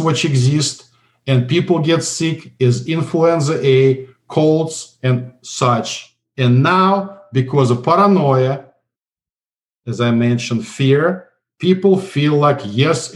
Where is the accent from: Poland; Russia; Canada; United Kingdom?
Russia; English is a second language; moved away as an adult; also born or lived in St. Petersburg, Russia; now in United States; I came from Soviet Union